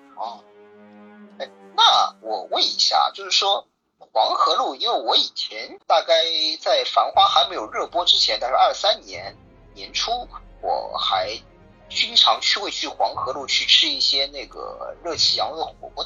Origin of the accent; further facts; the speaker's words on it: Shanghai, China; 我们上海